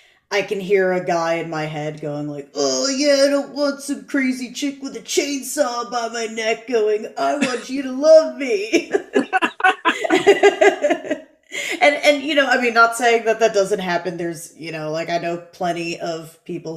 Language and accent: English; Connecticut, United States; moved away; also born or lived in New York City; I grew up in Connecticut, and then I was in New York City